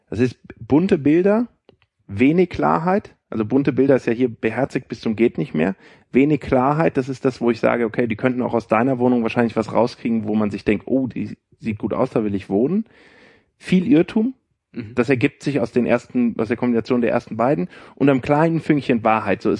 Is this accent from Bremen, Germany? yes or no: no; Frankfurt, Hesse, Germany; ich bin erstmal nach Frankfurt gegangen, ich komme ja aus Frankfurt, habe mal geguckt, wer ist dabei.